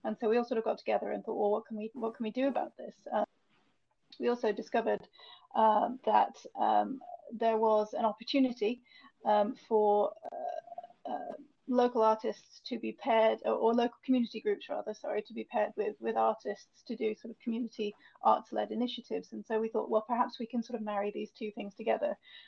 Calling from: Meon Vale, West Midlands, United Kingdom; I'm based in Meon Vale, which is a new village based just outside of Stratford-on-Avon.

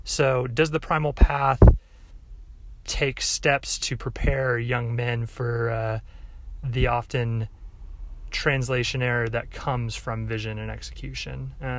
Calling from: Tulsa, Oklahoma, United States; Hey, John … I'm from Tulsa, Oklahoma, longtime listener of your sermons

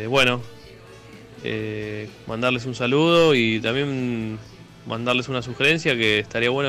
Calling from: Vicente López, Buenos Aires Province, Argentina; de Vicente López.

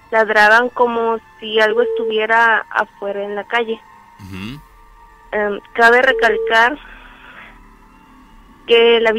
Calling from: José Azueta, Veracruz, Mexico; De un municipio que se llama José Azueta, Veracruz.

